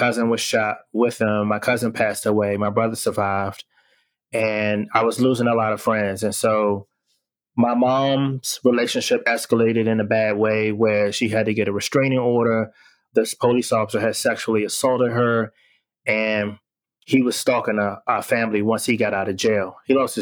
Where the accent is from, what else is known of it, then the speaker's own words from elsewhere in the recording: Washington, District of Columbia, United States; I am born and raised in Washington, D.C., and I grew up in the late 80s, early 90s